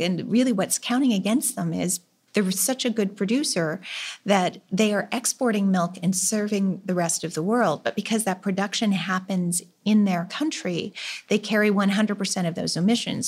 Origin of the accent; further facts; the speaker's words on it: Canada; as a Canadian farmer